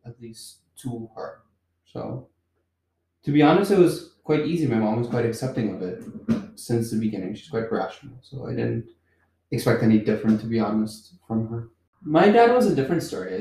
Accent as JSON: {"language": "English", "country": "Curaçao", "said": "I'm from Curacao"}